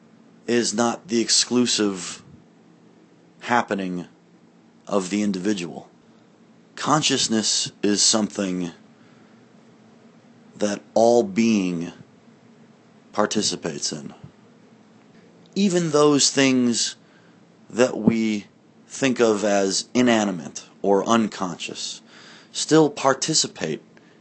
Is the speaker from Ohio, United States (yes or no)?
no; Barrington, Illinois, United States; moved away; also born or lived in Woodstock, Illinois / New York / Claremont, California; I was born in Woodstock, Illinois in 1979. Ron and Denise are my parents. I grew up on West Oakwood Drive in Barrington, Illinois